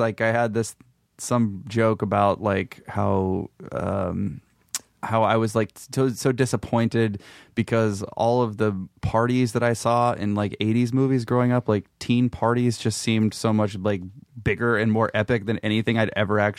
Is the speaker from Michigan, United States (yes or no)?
no; Memphis, Tennessee, United States; Yeah, I grew up in Memphis, and I briefly went to the Ole Miss, University of Mississippi, for like a year